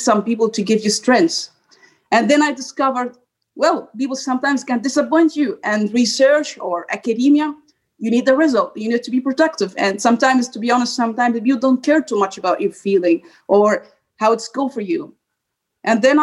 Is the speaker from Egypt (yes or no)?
yes; Egypt; moved away as an adult; now in Brussels, Belgium; I'm from Egypt